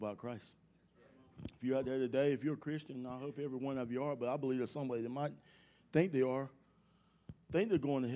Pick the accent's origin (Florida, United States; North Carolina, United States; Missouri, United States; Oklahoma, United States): North Carolina, United States; Durham; I was born and raised in Durham, North Carolina.